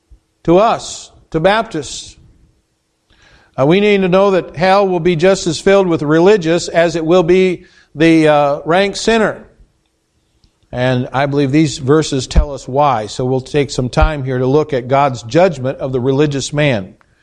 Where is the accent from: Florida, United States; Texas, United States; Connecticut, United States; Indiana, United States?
Indiana, United States; now in Spooner, United States; We came from Indiana, from a town of 7,000 people, had 30 churches with an Appanee address. 30. That's a lot of churches for just that number of people.